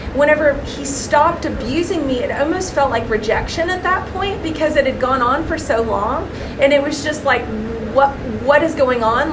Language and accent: English; Middle Tennessee, United States; moved away; also born or lived in San Diego, California; I was born in San Diego, California, but spent most of my life in Middle Tennessee